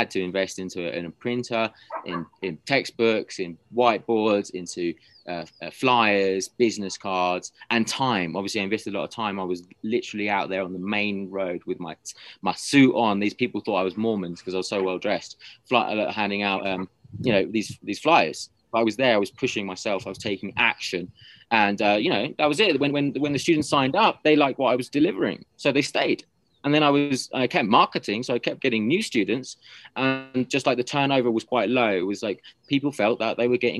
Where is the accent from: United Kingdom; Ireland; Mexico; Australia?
United Kingdom; moved away as an adult; now in Peru; I obviously had that natural advantage of being British in Peru